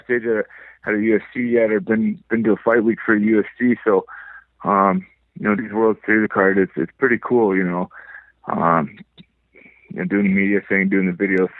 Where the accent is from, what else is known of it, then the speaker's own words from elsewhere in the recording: Powell River, British Columbia, Canada; also born or lived in Delta, British Columbia; now in Vancouver, Canada; I was born and raised in Powell River, British Columbia. My mom moved to Vancouver when I was in grade 7. I did high school in Vancouver, in Delta, from, you know, grade 8 to grade 11.